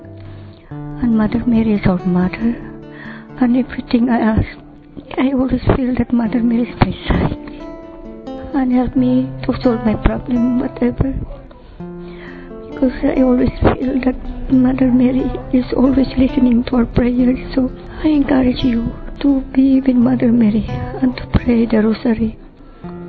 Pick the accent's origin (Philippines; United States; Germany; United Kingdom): Philippines; I'm from Philippines